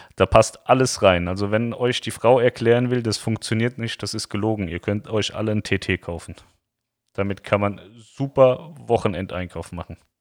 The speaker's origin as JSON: {"language": "German", "country": "Germany", "also_born_or_lived": "Lower Saxony", "said": "ich bin ein Deutscher"}